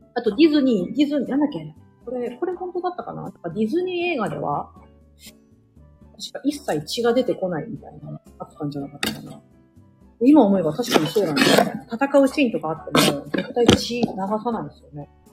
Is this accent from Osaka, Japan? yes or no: yes; Osaka, Japan; 私、大阪出身なんですけど